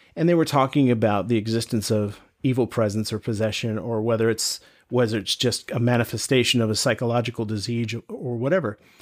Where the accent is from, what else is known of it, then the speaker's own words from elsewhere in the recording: North Carolina, United States; I grew up here in North Carolina